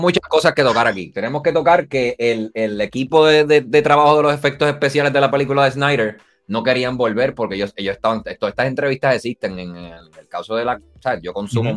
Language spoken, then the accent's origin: Spanish; Puerto Rico; Nosotros nacimos en Puerto Rico